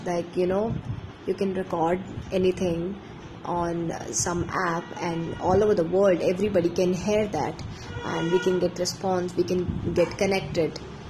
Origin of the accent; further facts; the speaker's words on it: India; I'm from India